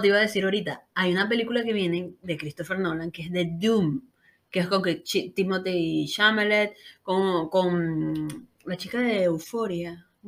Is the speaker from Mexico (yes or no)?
no; Caracas, Capital District, Venezuela; yo soy de Caracas, Venezuela